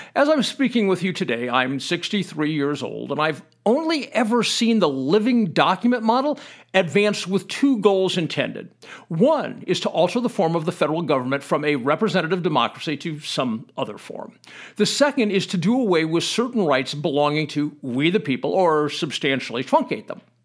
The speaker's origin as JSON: {"language": "English", "country": "United States", "said": "I consider it my duty as an American"}